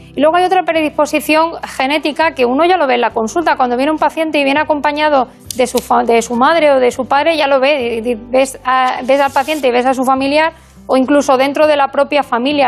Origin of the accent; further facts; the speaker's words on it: Burgos, Castile and León, Spain; also born or lived in Extremadura / Badajoz; now in A Coruña, Spain; yo soy extremeña. Aunque no lo parezca, me crié en Burgos. Eh, pero soy extremeña de, nacimiento.